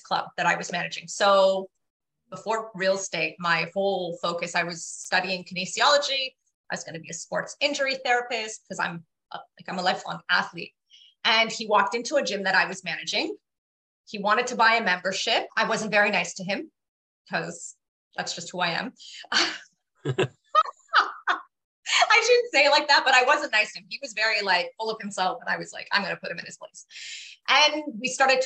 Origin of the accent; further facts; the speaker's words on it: Toronto, Ontario, Canada; I grew up in Scarborough